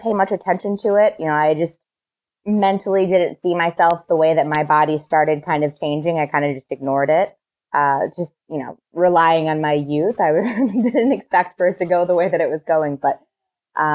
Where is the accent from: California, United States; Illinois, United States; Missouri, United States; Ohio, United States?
Ohio, United States; now in Chicago, United States; I'm from Ohio.